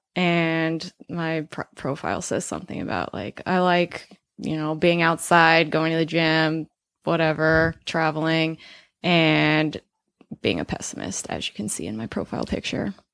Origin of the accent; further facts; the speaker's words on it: Colorado, United States; I'm from Colorado